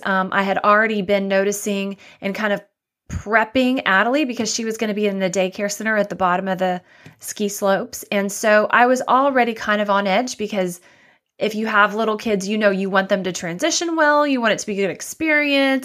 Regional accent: Dallas, Texas, United States; also born or lived in Waco, Texas / Austin, Texas / Miami; I grew up in Dallas, Texas

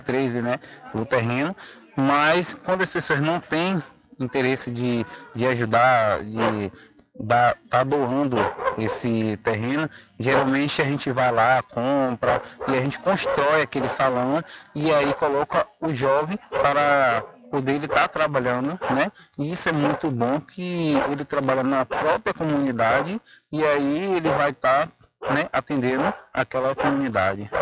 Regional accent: Cachoeira, Bahia, Brazil; eu sou da Embope, da cidade de Cachoeira

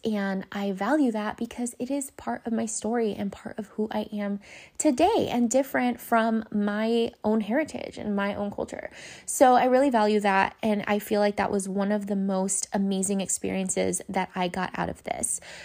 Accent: Los Angeles, California, United States; I went to five different elementary schools 'cause I moved back from East L A to the Valley multiple times as a kid until we finally settled down in, um, Canoga Park

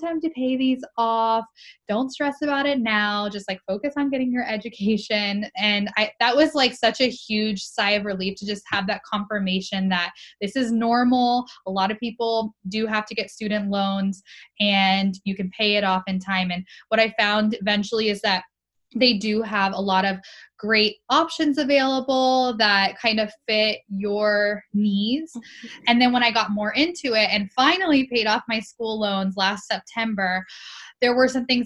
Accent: Florida, United States; I grew up in Florida

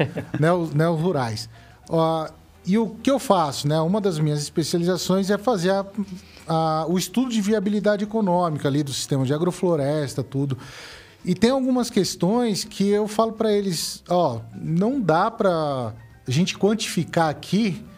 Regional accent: São Paulo, Brazil; moved away as an adult; eu vim de São Paulo

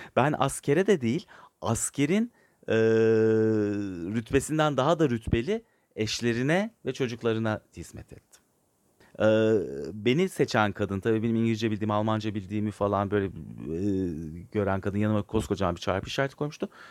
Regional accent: Turkey; ben Türk evladıyım. Allah aşkına, yani bu devlet beni okumuş, büyütmüş.

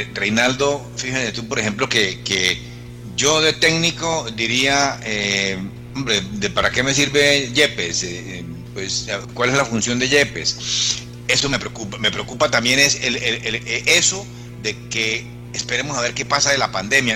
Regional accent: Colombia; como decimos aquí en Colombia

